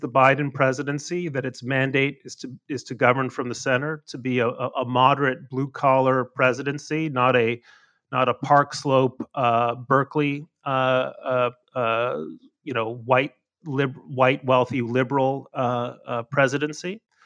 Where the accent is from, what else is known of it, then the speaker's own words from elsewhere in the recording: Mexico; moved away; I grew up in Mexico.